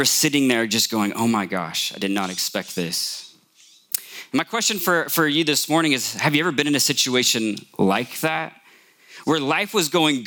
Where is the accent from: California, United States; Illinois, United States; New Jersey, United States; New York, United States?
California, United States; Morgan Hill; I grew up here in Morgan Hill